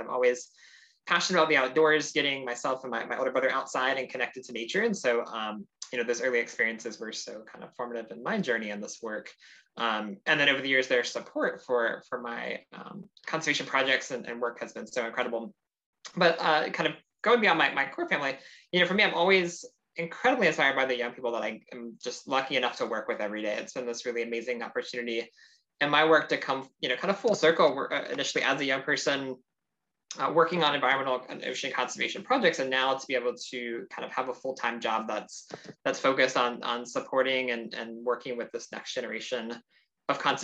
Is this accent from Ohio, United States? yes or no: no; Sarasota, Florida, United States; I grew up in South Florida in the United States